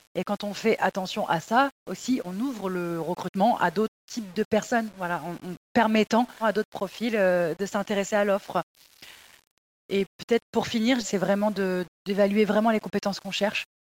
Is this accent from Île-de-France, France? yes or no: yes; Paris suburbs, Île-de-France, France; j'ai grandi dans des banlieues parisiennes